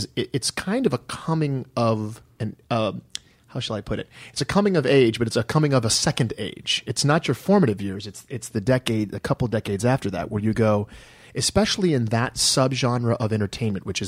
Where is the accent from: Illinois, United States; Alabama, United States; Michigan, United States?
Michigan, United States; Detroit; moved away as an adult; I'm from Detroit, and a lot of my friends, fellow Detroiters who I'd gone to college with, had moved here